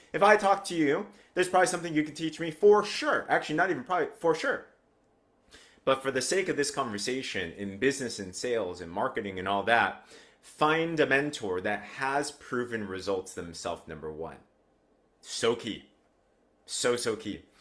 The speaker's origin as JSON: {"language": "English", "country": "United States", "tie": "born or raised there", "said": "I grew up in America, but with an Asian household"}